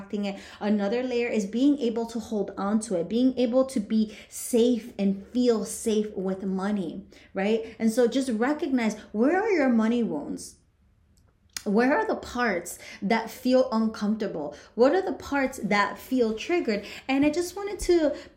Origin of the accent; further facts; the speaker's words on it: Union City, New Jersey, United States; I grew up in Union City, New Jersey, and I saw lots of poverty